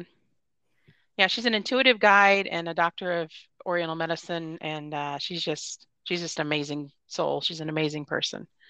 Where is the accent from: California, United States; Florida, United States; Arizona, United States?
Florida, United States; moved away; I'm actually originally from Florida